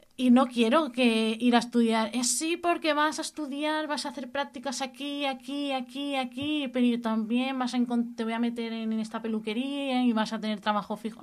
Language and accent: Spanish; Cubelles, Catalonia, Spain; also born or lived in Badalona; vine al pueblo con 10 añitos, cosas así, que mis padres se mudaron a Cubellas